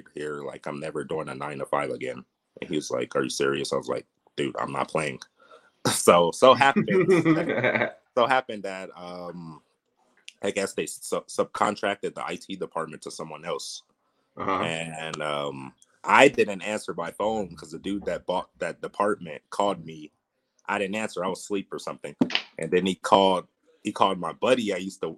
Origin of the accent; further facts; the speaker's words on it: Torrance, California, United States; now in Las Vegas, United States; I'm originally from Torrance, California, but I live in Vegas